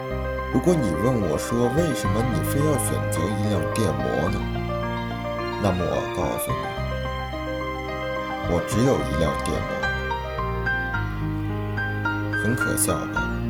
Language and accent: Chinese; Shanxi, China; moved away as an adult; also born or lived in Beijing; 我的老家在山西，距离北京四百八十点七公里。